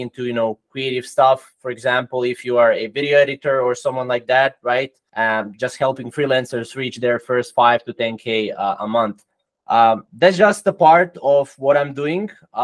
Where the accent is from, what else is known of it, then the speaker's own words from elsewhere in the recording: Croatia; English is a second language; I'm from Croatia, it's in Europe. So, you know, I'm not from USA